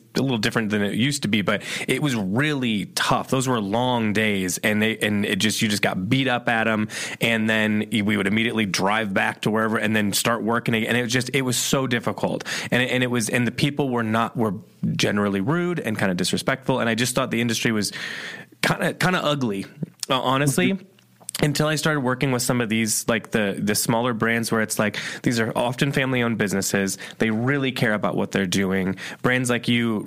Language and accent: English; Midwest, United States; moved away as an adult; also born or lived in Chicago; I came from the Midwest